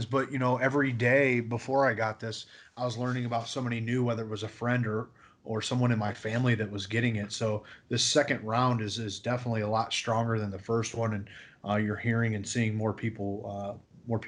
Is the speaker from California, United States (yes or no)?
no; Sturgis, Michigan, United States; I'm down in Sturgis, so St. Joe County, Michigan. Yeah, right there on the line of Indiana and Michigan, and it's my hometown. It's where I grew up